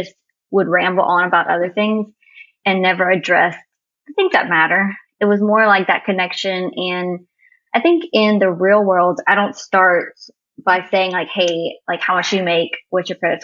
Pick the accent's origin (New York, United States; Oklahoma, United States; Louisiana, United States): Louisiana, United States; Cajun; I'm Cajun